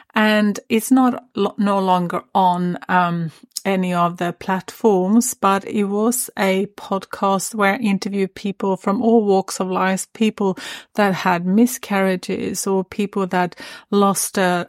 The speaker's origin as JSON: {"language": "English", "country": "Sweden", "moved": "yes", "lives_now": "Sunshine Coast, Australia", "said": "I'm actually originally from Sweden, but yeah, I always wanted, I don't know, I had this craving of finding another place."}